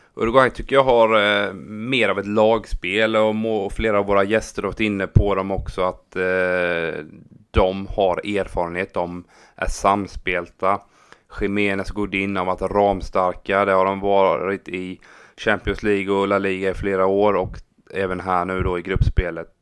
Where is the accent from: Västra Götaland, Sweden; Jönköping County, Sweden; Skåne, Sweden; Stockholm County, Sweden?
Jönköping County, Sweden; Habo; min hemby Habo